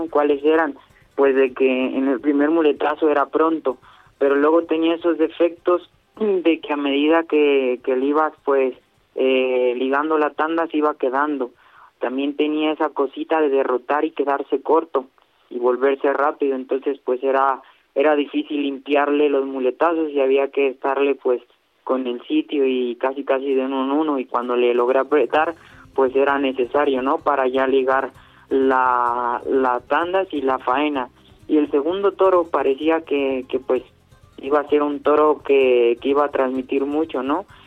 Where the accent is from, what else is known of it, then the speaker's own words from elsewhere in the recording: Morelia, Michoacán, Mexico; Ya he tenido la fortuna de encerrarme con, con seis toros ahí en mi tierra Morelia, en este caso en la Monumental.